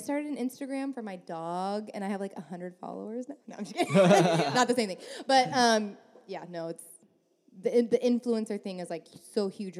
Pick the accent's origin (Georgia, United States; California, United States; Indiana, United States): California, United States; Northern; now in San Diego, United States; I'm from NorCal